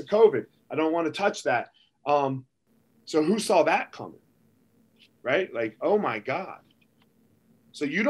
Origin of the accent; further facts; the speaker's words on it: United States; I was born in America